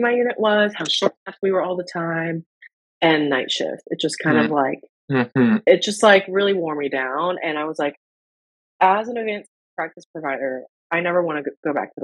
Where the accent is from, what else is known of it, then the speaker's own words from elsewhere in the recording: United States; when I was growing up in the States and not having proper health insurance